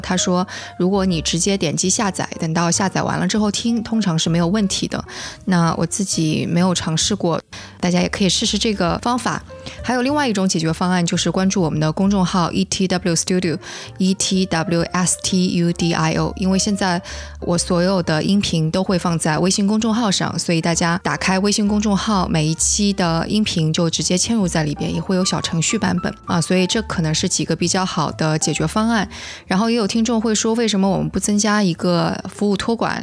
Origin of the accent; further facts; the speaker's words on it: southern China, China; 我是个南方人，所以的确我从来都没有搞清楚过前后鼻音是怎么回事儿，我也听不出来差别